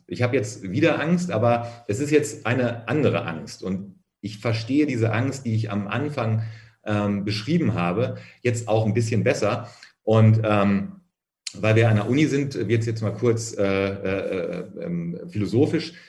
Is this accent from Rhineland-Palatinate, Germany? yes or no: no; Minden, North Rhine-Westphalia, Germany; außerhalb von Minden, wo ich aufgewachsen bin